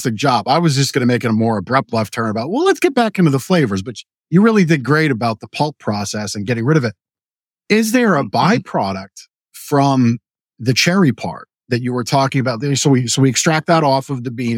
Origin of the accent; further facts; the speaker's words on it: Canada; moved away; I was born in Canada, grew up there in dairy country